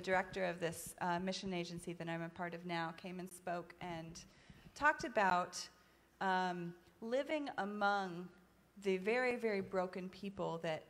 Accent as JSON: {"language": "English", "country": "Ethiopia", "tie": "born or raised there", "said": "So my parents were missionaries in Ethiopia. My mom is actually here tonight, right back there. My parents were missionaries with SIM, which is a mission agency that's based in Charlotte. And I grew up in Ethiopia"}